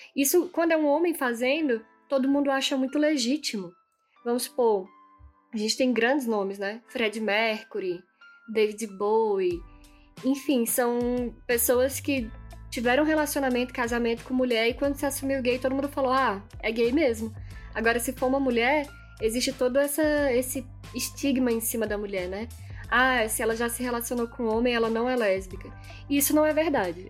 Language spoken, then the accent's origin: Portuguese; Brasília, Federal District, Brazil; now in Petrolina, Brazil; eu nasci em Brasília, sou de Brasília, mas também é, moro em Petrolina há muito tempo